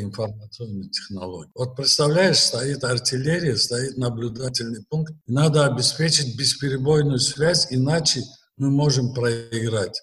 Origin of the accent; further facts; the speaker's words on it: Baku, Azerbaijan; Родился я в Баку в ноябре 1944 года